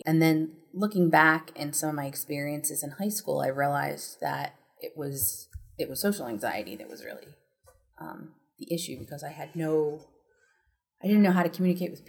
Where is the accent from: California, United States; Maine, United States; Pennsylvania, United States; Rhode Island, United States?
Pennsylvania, United States; suburbs of Philadelphia; I was born right outside of Philadelphia in one of the suburbs